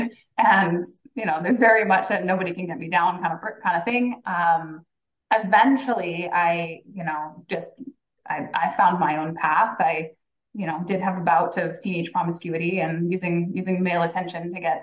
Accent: Hawaii, United States; originally I was born and raised in Hawaii

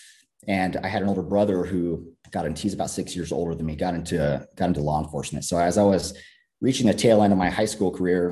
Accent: California, United States; Grew up, born and raised in California

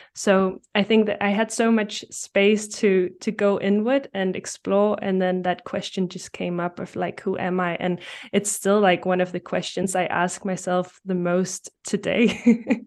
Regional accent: Denmark; English is a second language; I'm from Denmark

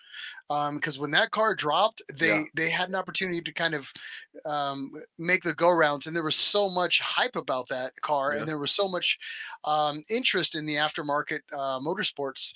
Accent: United States; we're just American and that's the way we roll.

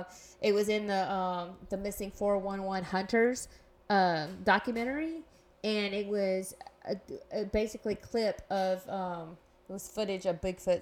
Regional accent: Baton Rouge, Louisiana, United States; I'm from Baton Rouge.

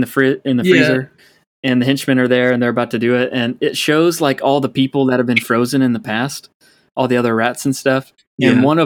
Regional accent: Florida, United States; we're from Florida

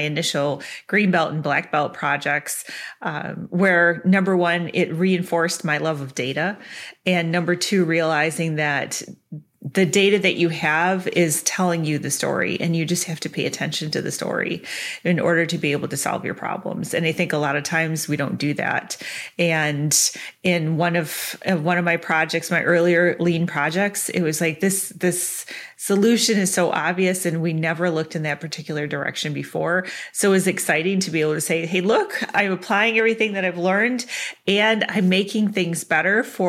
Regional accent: Clarkston, Michigan, United States; now in Wisconsin, United States; grew up in Clarkston

